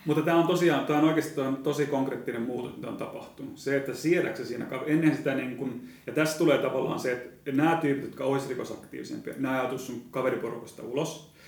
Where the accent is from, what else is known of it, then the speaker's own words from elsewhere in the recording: Seinäjoki, South Ostrobothnia, Finland; moved away; Mä oon itse Seinäjoelta